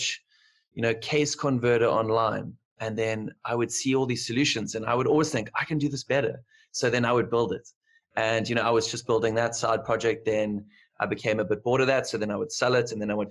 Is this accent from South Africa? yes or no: yes; Cape Town, Western Cape, South Africa; I'm from Cape Town, South Africa